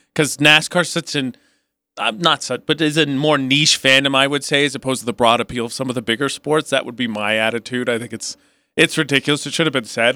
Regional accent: Midwest, United States; I'm from the Midwest

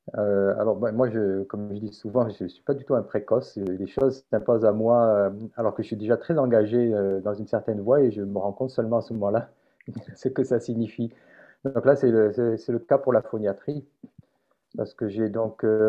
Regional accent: Montpellier, Occitania, France; also born or lived in Carpentras, France / Marseille, France; je suis né à Carpentras, dans le département de Vaucluse, j'ai vécu toute ma vie à Montpellier

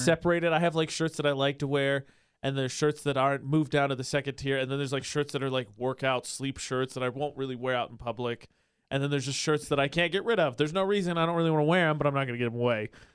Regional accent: Midwest, United States; now in Utah, United States; I'm from the Midwest. I'm pretty sure there's not really an accent that exists there

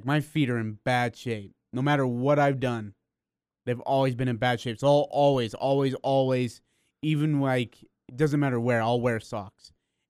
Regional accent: Kolkata, West Bengal, India; born there; just because I'm born from Calcutta, India.

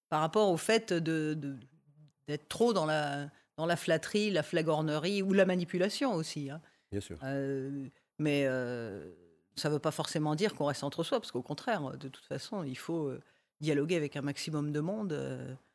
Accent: Lille, Hauts-de-France, France; born there; also born or lived in Chartres / Oise / Paris region; Alors moi je suis née à Lille

